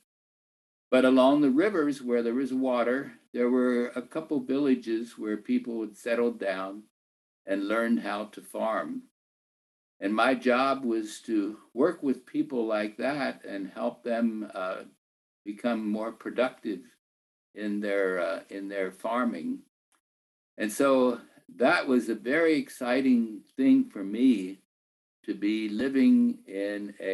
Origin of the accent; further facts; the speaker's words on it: Lancaster County, Pennsylvania, United States; I grew up in Pennsylvania as a Mennonite farm boy